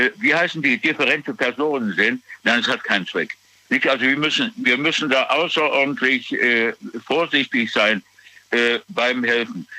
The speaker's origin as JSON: {"language": "German", "country": "Germany", "said": "Bei uns in Deutschland"}